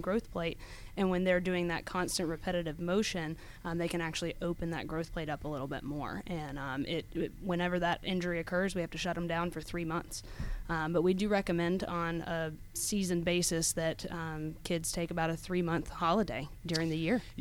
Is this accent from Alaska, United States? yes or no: no; Snellville, Georgia, United States; also born or lived in Athens, Georgia / Tennessee; I was actually born and raised in Snellville